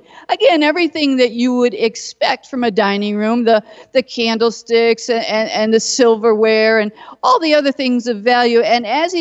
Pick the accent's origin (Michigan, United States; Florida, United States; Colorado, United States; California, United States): Michigan, United States; Detroit; I'm from Detroit